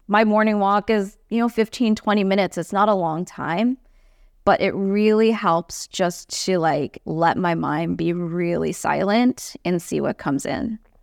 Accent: Singapore; moved away as an adult; now in United States; I grew up in Singapore

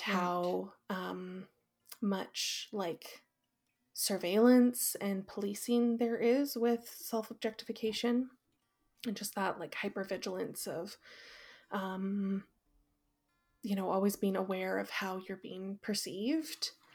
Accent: Fraser Valley, British Columbia, Canada; also born or lived in Calgary; I grew up in the Fraser Valley in the mainland

